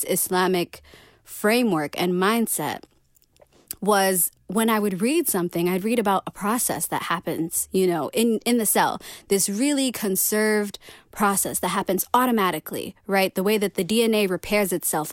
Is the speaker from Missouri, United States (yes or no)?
yes; St. Louis, Missouri, United States; now in Rochester, United States; I'm from St. Louis. I'm from, which is like really down in Missouri. It's kind of like in the southern central part of the states. I grew up there.